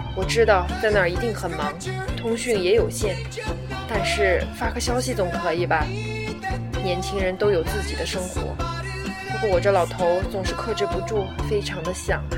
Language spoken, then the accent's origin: Chinese; China; moved away as an adult; now in United Kingdom; 我来自中国大陆